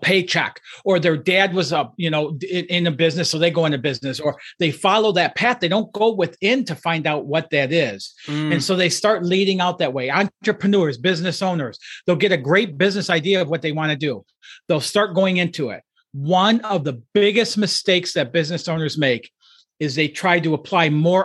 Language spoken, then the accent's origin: English; outside of Detroit, Michigan, United States; I grew up outside of Detroit, Michigan, in a low-income, blue-collar family